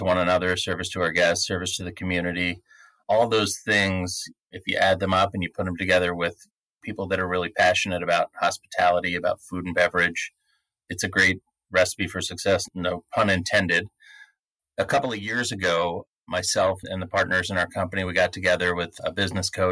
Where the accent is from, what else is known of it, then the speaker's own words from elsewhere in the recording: State College, Pennsylvania, United States; moved away as an adult; also born or lived in New York / Philadelphia; now in Chicago, United States; I started just about 30 years ago in my hometown in State College, Pennsylvania, where Penn State University is.